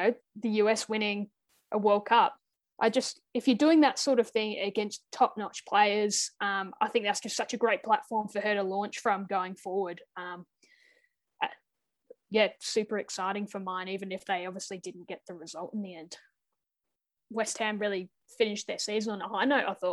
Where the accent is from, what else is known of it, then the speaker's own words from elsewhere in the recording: Australia; as an Aussie